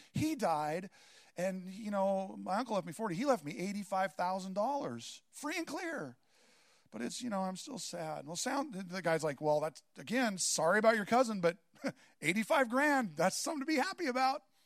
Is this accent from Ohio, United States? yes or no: no; Seattle, Washington, United States; moved away; I grew up in Seattle